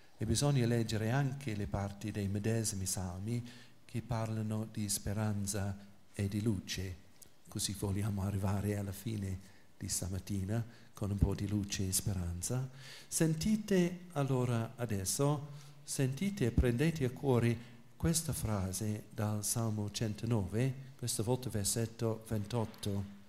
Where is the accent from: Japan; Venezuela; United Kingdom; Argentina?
United Kingdom; England; Italian is a second language; moved away; sono inglese, quindi l'italiano non è la mia lingua materna